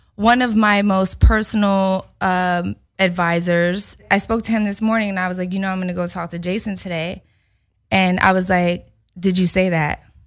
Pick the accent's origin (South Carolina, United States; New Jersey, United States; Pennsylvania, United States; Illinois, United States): Pennsylvania, United States; Philadelphia; moved away; I'm in Philly. I'm in my hometown